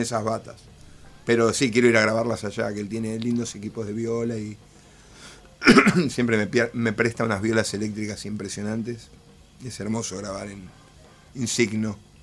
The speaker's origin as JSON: {"language": "Spanish", "town": "El Palomar", "region": "Buenos Aires Province", "country": "Argentina", "said": "yo soy de Palomar, mi viejo era músico de jazz"}